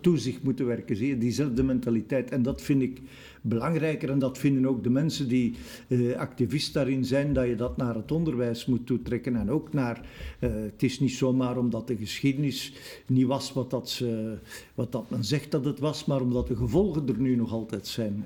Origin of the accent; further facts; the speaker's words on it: Brussels, Brussels-Capital Region, Belgium; wij als Brusselaars